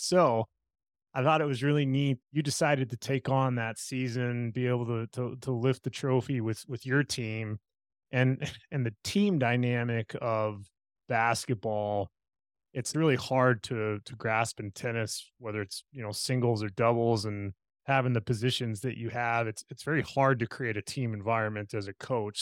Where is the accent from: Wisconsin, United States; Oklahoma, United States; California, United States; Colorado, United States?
Colorado, United States; Parker; growing up in Parker myself, in the Pinery